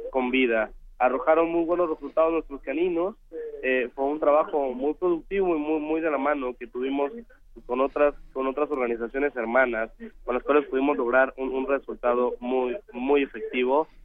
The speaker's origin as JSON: {"language": "Spanish", "country": "Mexico", "said": "la emergencia unió, afortunadamente, nos unió como, ciudadanos, como mexicanos"}